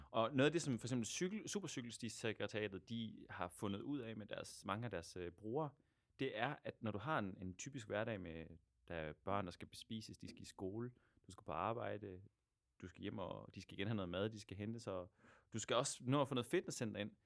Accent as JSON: {"language": "Danish", "country": "Denmark", "also_born_or_lived": "Aarhus / Buenos Aires", "moved": "as an adult", "lives_now": "Argentina", "said": "mit gamle hjemland Danmark og så mit, mit nye land Argentina"}